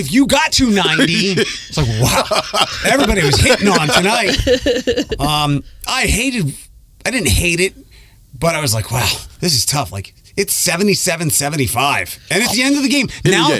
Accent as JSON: {"language": "English", "town": "Philadelphia", "region": "Pennsylvania", "country": "United States", "tie": "born or raised there", "moved": "yes", "said": "I grew up in Philadelphia."}